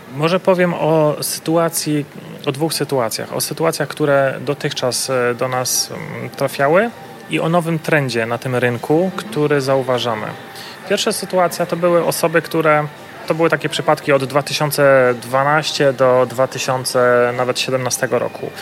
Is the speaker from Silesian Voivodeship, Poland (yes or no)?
yes; Silesian Voivodeship, Poland; pochodzę ze Śląska.